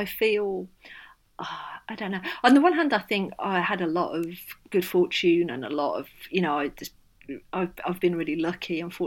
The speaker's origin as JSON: {"language": "English", "town": "Birmingham", "region": "West Midlands", "country": "United Kingdom", "tie": "born or raised there", "said": "the bit of Birmingham I grew up"}